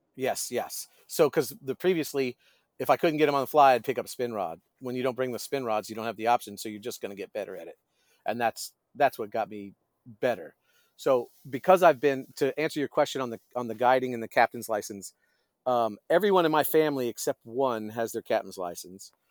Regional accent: Destin, Florida, United States; moved away as an adult; also born or lived in Brevard County, Florida; I grew up in Destin

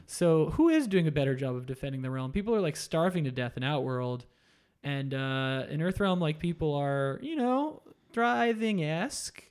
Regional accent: Florida, United States; I grew up in Florida

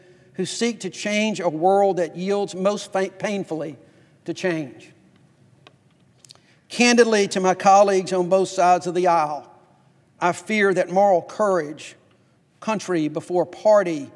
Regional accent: Fairfield, Alabama, United States; I grew up in Fairfield, Alabama

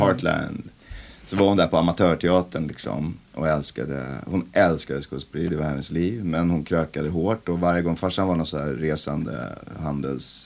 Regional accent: Vallentuna, Stockholm County, Sweden; Vallentuna kyrka, den där deppiga konstiga förorten där jag växte upp

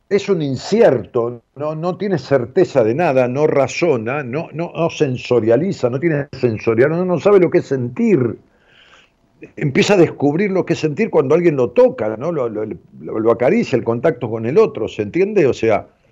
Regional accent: Ramos Mejía, Buenos Aires Province, Argentina; de allá de mi pueblo, de Raúl Mejía, del Gran Buenos Aires

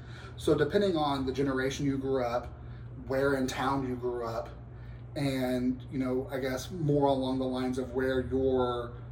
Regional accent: Louisville, Kentucky, United States; from my hometown. I'm from Louisville, Kentucky

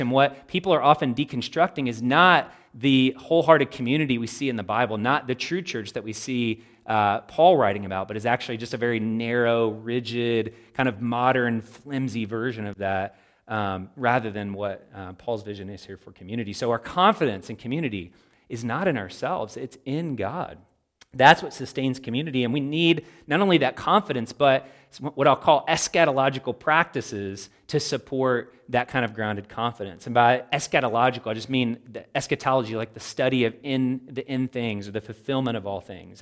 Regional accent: Louisville, Kentucky, United States; I am a Kentuckian. I was raised in Louisville, Kentucky

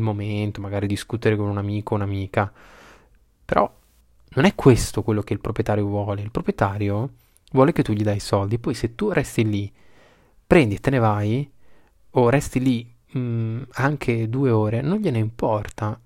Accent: Bologna, Emilia-Romagna, Italy; io sono di Bologna

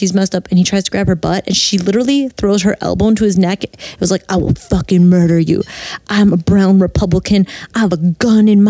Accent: Wisconsin, United States; I'm from Wisconsin

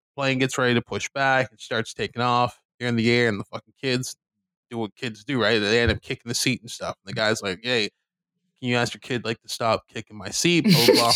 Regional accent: Canada; being Canadian

